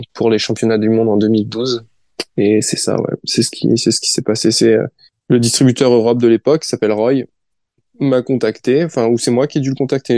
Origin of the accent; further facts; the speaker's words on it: France; je suis français